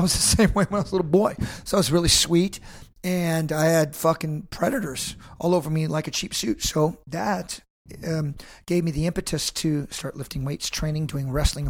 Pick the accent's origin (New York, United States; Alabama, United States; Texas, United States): Texas, United States; Robstown; So as a American kid from the border, I was living down in Corpus Christi in a little town called Robstown, and my father's a Vietnam veteran